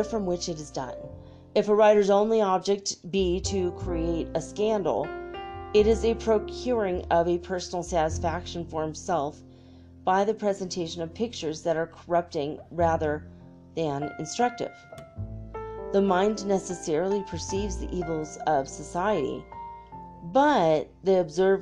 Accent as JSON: {"language": "English", "country": "Ireland", "said": "being redhead Irish person"}